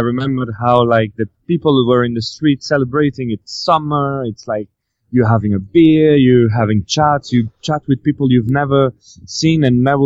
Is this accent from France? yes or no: yes; France; moved away; also born or lived in Brazil; my home country